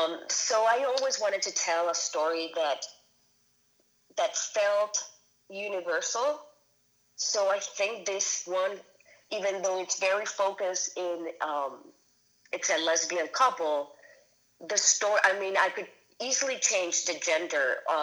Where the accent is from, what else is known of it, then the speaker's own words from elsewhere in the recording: Caracas, Capital District, Venezuela; and I grew up in Caracas, Venezuela, like super Catholic, super conservative country.